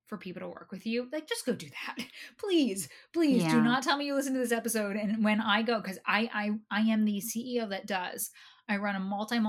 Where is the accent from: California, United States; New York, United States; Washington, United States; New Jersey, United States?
New Jersey, United States; I'm from New Jersey.